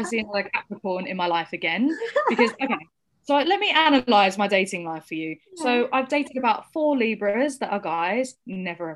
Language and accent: English; United Kingdom; I also have been born and raised in this country and I'm British.